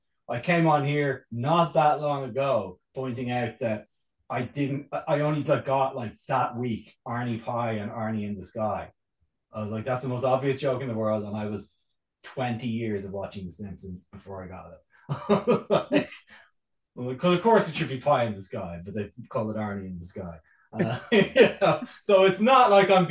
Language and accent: English; Ireland; as an Irish man